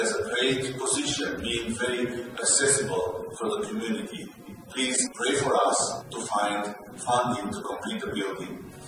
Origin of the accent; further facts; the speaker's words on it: Romania; I am from Georgia City, south of Romania.